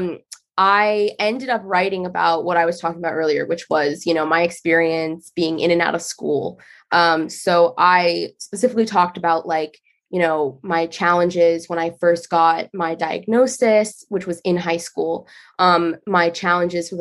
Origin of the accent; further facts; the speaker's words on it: Northern Virginia, United States; I'm from Northern Virginia